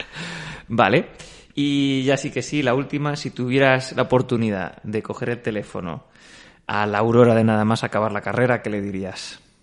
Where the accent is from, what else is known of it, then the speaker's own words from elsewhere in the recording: Castilla-La Mancha, Spain; siendo castellano manchego